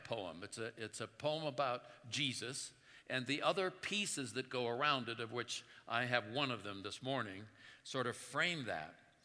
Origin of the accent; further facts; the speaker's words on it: Oakland, California, United States; I grew up in Oakland, California in the 50s